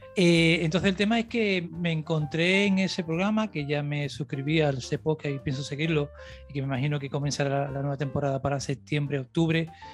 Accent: Cádiz, Andalusia, Spain; moved away; also born or lived in the island (unspecified); Yo soy de Cádiz. Yo vine en el 95, de Cádiz capital. Yo vine en el 95 aquí a la isla

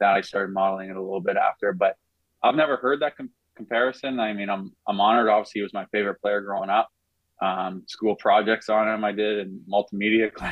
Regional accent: Vancouver, British Columbia, Canada; moved away as an adult; also born or lived in Buffalo; now in Florida, United States; we're both from North Shore in Vancouver

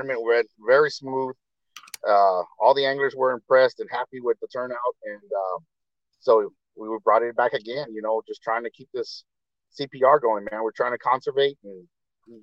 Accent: Corpus Christi, Texas, United States; From Corpus Christi

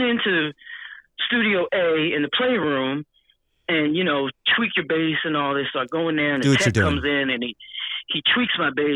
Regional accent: Philadelphia, Pennsylvania, United States; also born or lived in Pittsburgh; I'm from Philadelphia

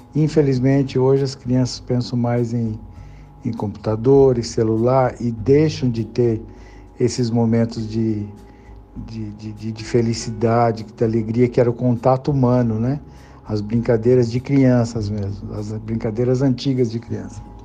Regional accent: Barão de Antonina, São Paulo, Brazil; also born or lived in Sorocaba; Eu nasci em Barão de Antonina

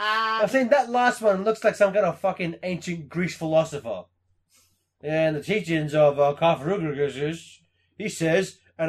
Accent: England, United Kingdom; I'm English. We don't cheer at movies.

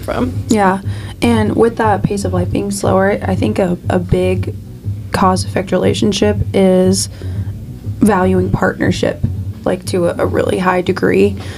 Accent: Kansas City, Missouri, United States; also born or lived in Lee's Summit, Missouri; Alexis and I grew up in South Kansas City, which is like 25 minutes away from actual downtown Kansas City

